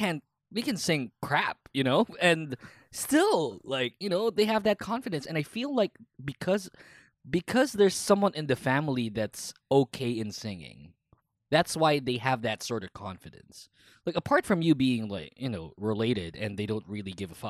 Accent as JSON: {"language": "English", "country": "Philippines", "said": "I'm Filipino"}